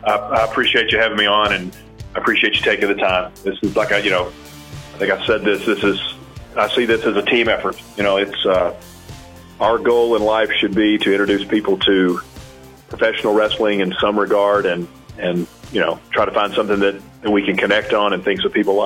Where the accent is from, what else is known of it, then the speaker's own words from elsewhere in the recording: Pine Bluff, Arkansas, United States; I'm from Pine Bluff, Arkansas, so not too far, well, you know, relatively speaking, not too far from where you're at.